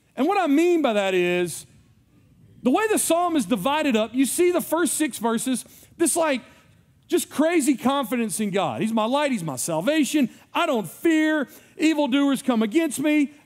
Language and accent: English; United States; as an American